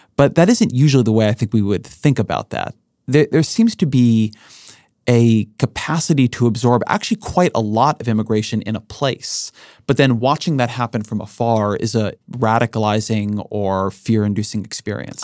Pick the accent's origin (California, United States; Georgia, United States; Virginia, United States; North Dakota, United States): California, United States; Orange County; I grew up in Orange County. Orange County, California, has a lot of immigration.